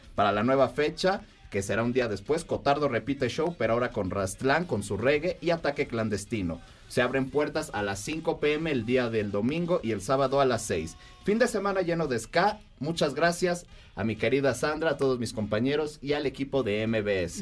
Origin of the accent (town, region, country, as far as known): Mexico